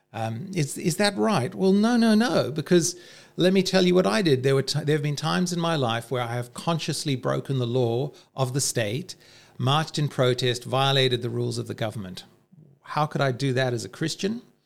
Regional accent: Zimbabwe; moved away as an adult; also born or lived in South Africa; now in Australia; growing up in the Civil War in Rhodesia and then in apartheid South Africa

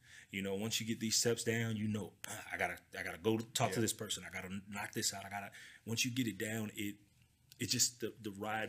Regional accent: California, United States; I'm from Cali.

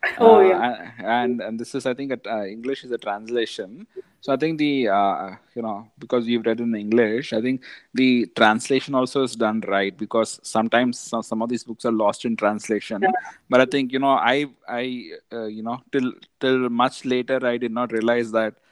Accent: India; growing up in India, it has been very, very eventful

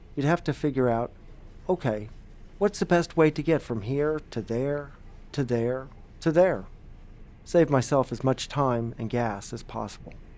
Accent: Barre, Vermont, United States; when I was growing up in Barrie

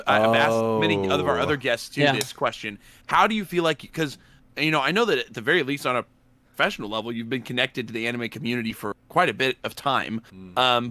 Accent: Oklahoma, United States; moved away; We're all Oklahoma born as well. Yeah. We're not all there anymore, but we're all Oklahoma born

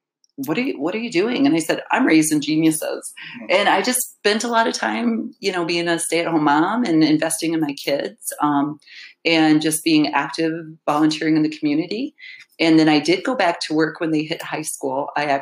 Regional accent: Alpena, Michigan, United States; I grew up in Alpena

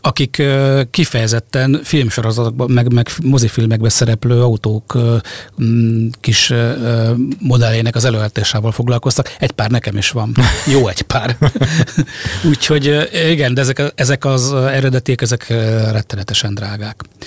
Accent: around Sopron, Győr-Moson-Sopron, Hungary; Sopron környékén nőttem fel

